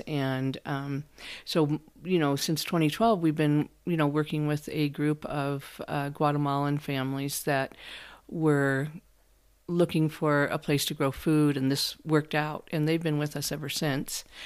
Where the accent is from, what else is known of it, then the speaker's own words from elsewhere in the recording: Iowa, United States; moved away as an adult; now in San Luis Valley, Colorado, United States; I grew up in Iowa, but I came, yes, I grew up in Iowa, but I came to Colorado